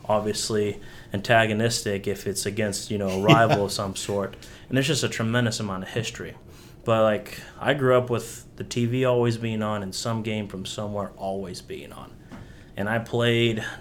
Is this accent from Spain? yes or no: yes; Spain; moved away; also born or lived in Tennessee / North Carolina; I grew up in Spain